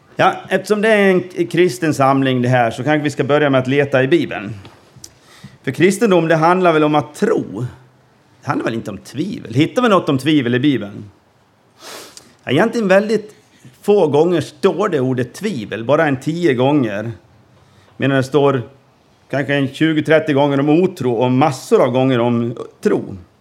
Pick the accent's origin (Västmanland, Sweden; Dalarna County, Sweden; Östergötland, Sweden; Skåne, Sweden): Dalarna County, Sweden; Gagnef; moved away as an adult; also born or lived in Norway / Peru / Gothenburg; now in Åhus, Sweden; uppvuxen i Gagnef